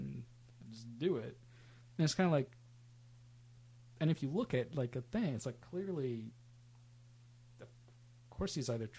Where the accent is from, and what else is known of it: Sacramento, California, United States; born or raised there